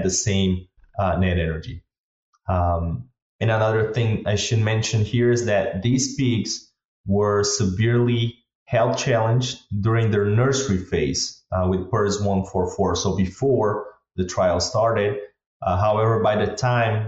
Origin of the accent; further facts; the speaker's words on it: Brazil; moved away as an adult; also born or lived in Kansas, United States; now in United States; I'm originally from Brazil. Moved to the U.S. about 6 years ago